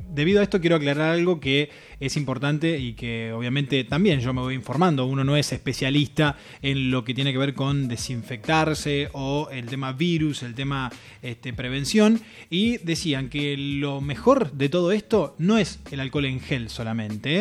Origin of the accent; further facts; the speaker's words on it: Entre Ríos, Argentina; moved away; la gente de Entre Ríos que está presente, mi provincia natal